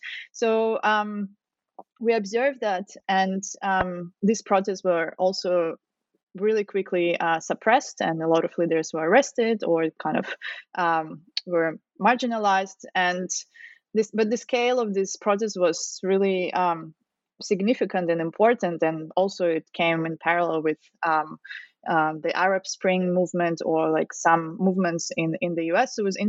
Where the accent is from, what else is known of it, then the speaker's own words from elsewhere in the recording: Russia; moved away as an adult; now in Australia; So originally I'm from Russia. I guess you could guess it from my surname. I came to Australia to work on my PhD